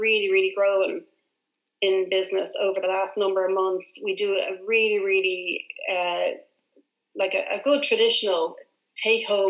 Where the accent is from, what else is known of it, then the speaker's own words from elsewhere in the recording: Dublin, Leinster, Ireland; we were very close to our grandparents growing up. I'm from Dublin.